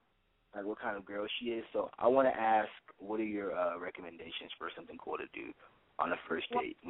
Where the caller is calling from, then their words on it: Studio City, California, United States; 19 Studio City.